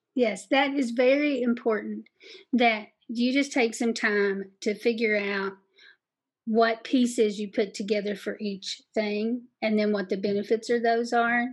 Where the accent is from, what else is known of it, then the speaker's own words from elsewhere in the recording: Southeast Kentucky, United States; accent: Southeast Kentucky; my Southeast Kentucky accent